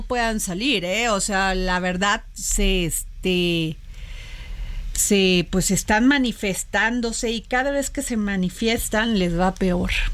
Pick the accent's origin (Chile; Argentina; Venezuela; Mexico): Mexico; Veracruz; somos veracruzanos